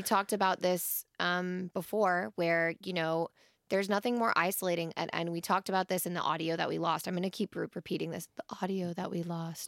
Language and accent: English; Wyoming, United States; I'm from Wyoming